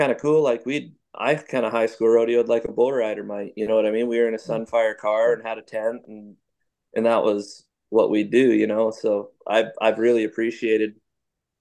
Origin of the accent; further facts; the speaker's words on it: Abbotsford, British Columbia, Canada; I was born and raised in Abbotsford, BC